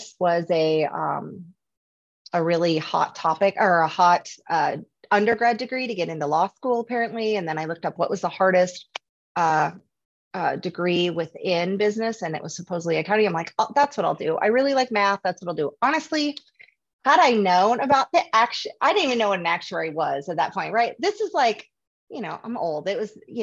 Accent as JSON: {"language": "English", "region": "North Dakota", "country": "United States", "tie": "born or raised there", "also_born_or_lived": "Oregon", "moved": "as an adult", "lives_now": "Arizona, United States", "said": "I am from North Dakota"}